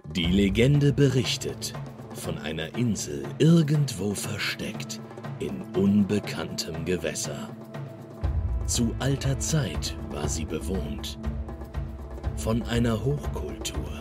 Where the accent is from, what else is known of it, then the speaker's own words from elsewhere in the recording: Duisburg, North Rhine-Westphalia, Germany; Schließlich bin ich aus Duisburg